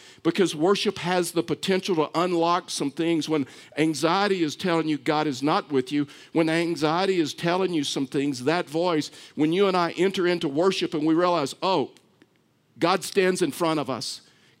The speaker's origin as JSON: {"language": "English", "region": "Texas", "country": "United States", "said": "I'm from Texas. Just wanted to get that out there. I know you didn't know that because I've lost my accent."}